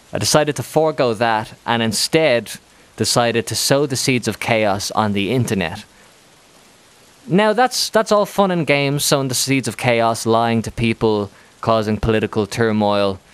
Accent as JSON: {"language": "English", "country": "Ireland", "moved": "as an adult", "lives_now": "Spain", "said": "I'm from Ireland"}